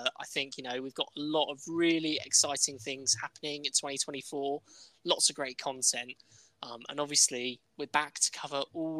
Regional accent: the Midlands, England, United Kingdom; We're two friends from the Midlands

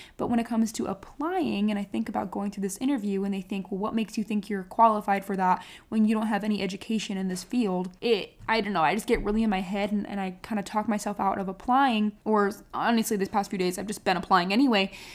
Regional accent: Beloit, Wisconsin, United States; moved away as an adult; now in Texas, United States; Beloit is like my hometown. So I have, I have a ward back in Wisconsin

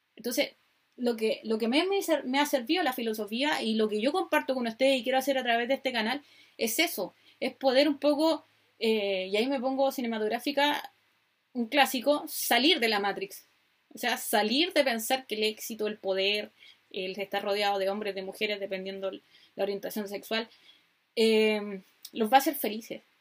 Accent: Chile; accent: Chilean; soy chilena, como pueden escuchar por mi maravilloso acento

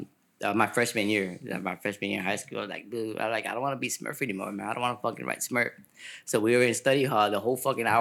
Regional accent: Chicago, Illinois, United States; now in Sacramento, United States; I'm from Chicago

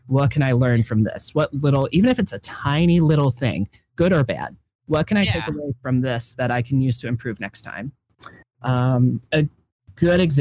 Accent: Ohio, United States; I'm from Ohio

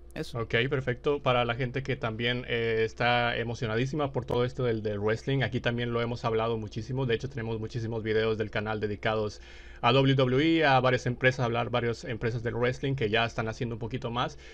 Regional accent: Mexico; yo soy de México

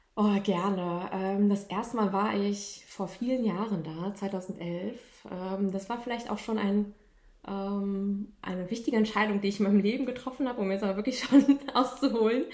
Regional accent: Germany; Man hört, dass ich Deutsche bin

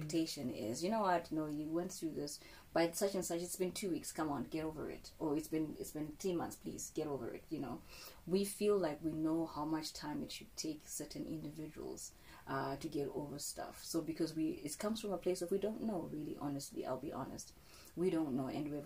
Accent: Zimbabwe; I'm from Zimbabwe, and you know, in our communities and our culture

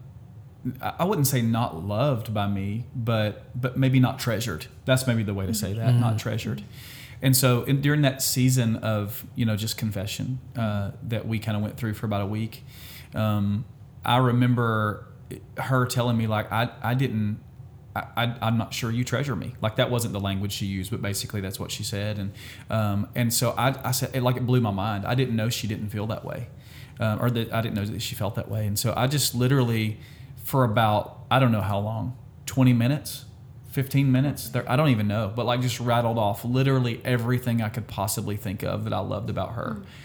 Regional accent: Alabama, United States; we're from Alabama

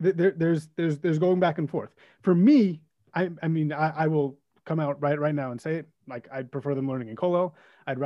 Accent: New York City, New York, United States; now in West Hempstead, United States; I'm from Kew Gardens Hills in Queens

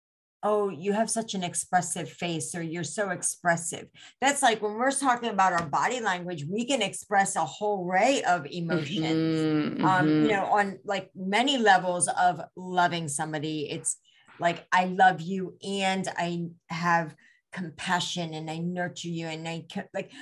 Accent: India; first language Gujarati; English is a second language; I'm Indian. And in India, we have so many different dialects, and Gujarati is my native tongue

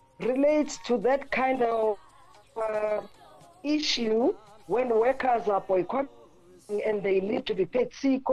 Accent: Soweto, Gauteng, South Africa; Yes, that's where I come from. You know, I was born and bred in Orlando East.

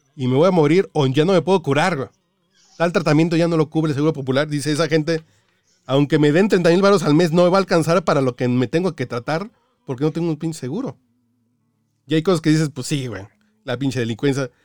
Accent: Mexico; also born or lived in Cancún; yo que soy mexicano

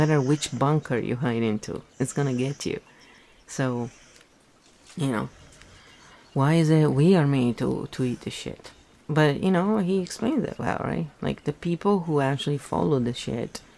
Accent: Italy; English is a second language; moved away as an adult; I was raised in Italy until I was 24, you know, and Italian and English are very different in terms of grammar and everything, so I had to relearn everything

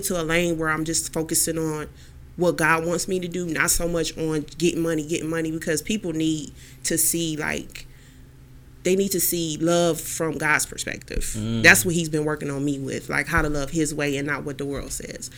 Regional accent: Houston, Texas, United States; now in Cleveland, United States; I'm from Houston, Texas

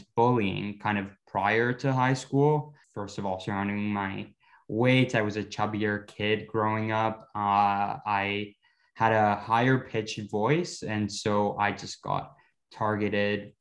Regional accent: Ottawa, Ontario, Canada; also born or lived in Bogota, Colombia / Curaçao; I grew up in Ottawa, largely in the suburbs of Ottawa, called Barrhaven

